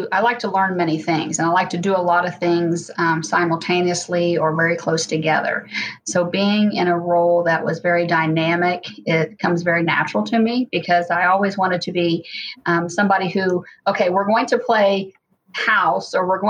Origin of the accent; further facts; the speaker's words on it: Hamilton, Ohio, United States; Well, I had a big family, lots of extended family. Both my parents had a lot of siblings, so I had many cousins, and there was always someone around.